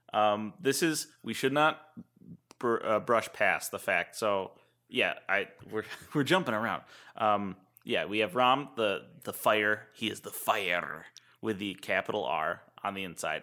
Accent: United States; as an American

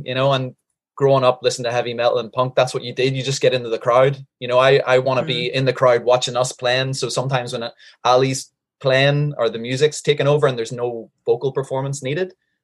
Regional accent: Northern Ireland, United Kingdom; moved away as an adult; also born or lived in Changwon, South Korea; now in South Korea; I grew up in Northern Ireland as an Irish Catholic

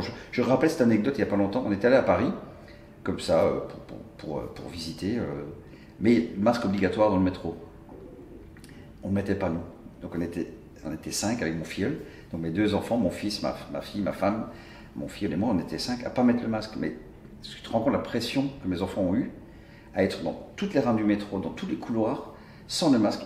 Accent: Brussels, Brussels-Capital Region, Belgium; je suis bruxellois

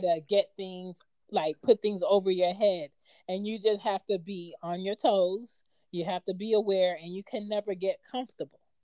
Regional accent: United States; I wasn't like born and raised in Jamaica and I was American

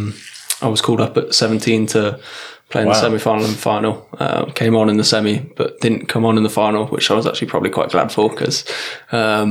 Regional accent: Warwick, West Midlands, United Kingdom; moved away; I'm from originally from Warwick in England.

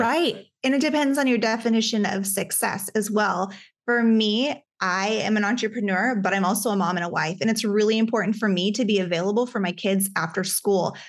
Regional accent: Alaska, United States; I grew up in Alaska

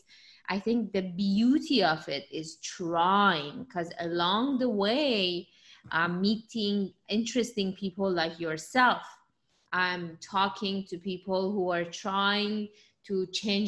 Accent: Iran; English is a second language; moved away as an adult; now in United States; I was born in Iran and I moved to the United States when I was 20

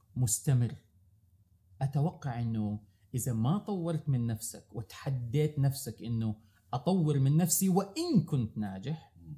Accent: Saudi Arabia; عندنا في السعوديه

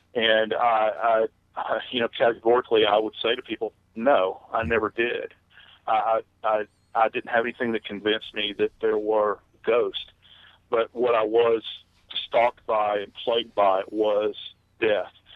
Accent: New Orleans, Louisiana, United States; moved away; I love the place. It's my hometown

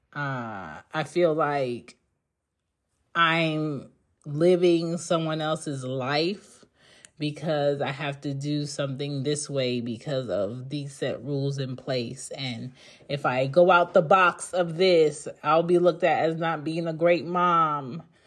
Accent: Philadelphia, Pennsylvania, United States; moved away as an adult; also born or lived in New York / the South; I grew up in Philly

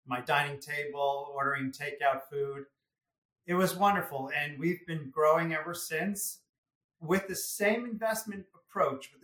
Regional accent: Greenwich, Connecticut, United States; I grew up in Greenwich, Connecticut.

